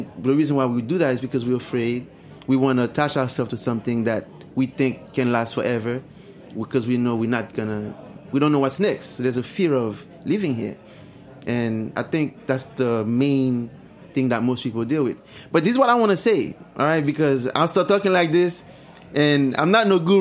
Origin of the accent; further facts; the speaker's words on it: Haiti; moved away; I remember growing up in Haiti